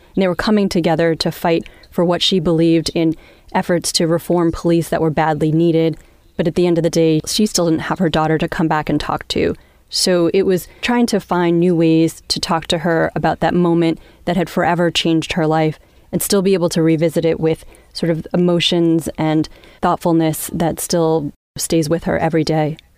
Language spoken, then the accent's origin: English; Long Island, New York, United States; moved away; I grew up in Long Island